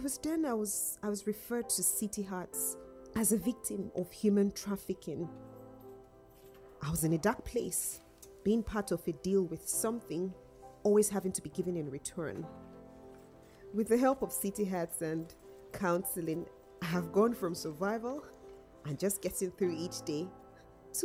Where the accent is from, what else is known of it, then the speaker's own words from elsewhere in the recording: Nigeria; also born or lived in North of England; now in United Kingdom; I was born in Nigeria. Growing up, I was starved, beaten, and abused